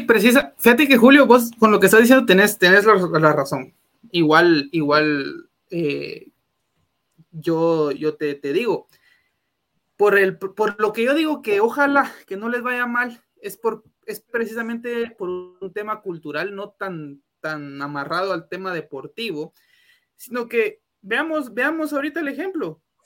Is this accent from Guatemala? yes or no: yes; Guatemala; Somos tan malos guatemaltecos